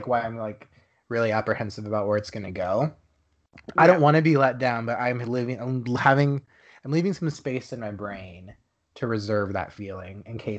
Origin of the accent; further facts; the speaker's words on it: Texas, United States; also born or lived in Dallas; now in Los Angeles, United States; I live in Los Angeles. I'm from Texas